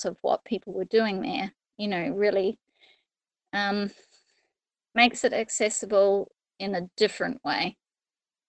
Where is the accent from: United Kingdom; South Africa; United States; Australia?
Australia; moved away as an adult; now in New Zealand; I came over from Australia to study at university and never left